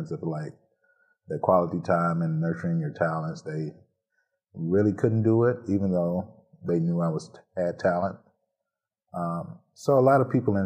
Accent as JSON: {"language": "English", "town": "Elberton", "region": "Georgia", "country": "United States", "tie": "born or raised there", "moved": "yes", "lives_now": "Saginaw, United States", "said": "I'm originally from Elberton, Georgia, which is a small community in North Georgia. And I had the support of the whole community pretty much."}